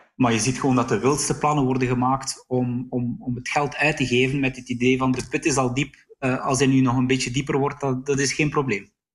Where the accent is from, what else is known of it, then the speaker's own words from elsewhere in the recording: near Sluis, on the Dutch border, Flanders, Belgium; Ik ben zelf opgegroeid aan de Nederlandse grens in de buurt van Sluis